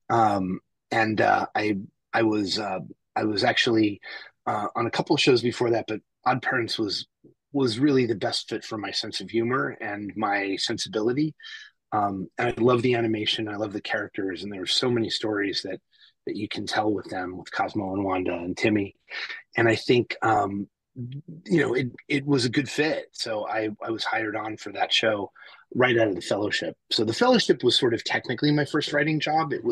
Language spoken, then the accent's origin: English; New Jersey, United States; also born or lived in New York City; Uh, I grew up in Jersey and New York City with a, a little bit of time in Boston and North Carolina, uh, but mostly on the East Coast and in the tri state area up here um, where I still live.